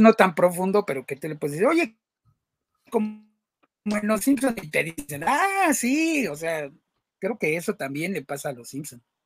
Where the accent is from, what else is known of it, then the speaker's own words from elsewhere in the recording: Mexico; nosotros que somos mexicanos